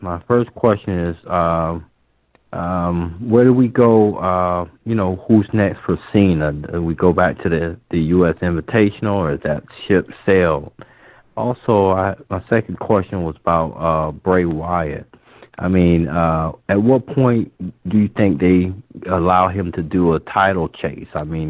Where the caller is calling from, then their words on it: Tampa, Florida, United States; from Tampa. How you doing?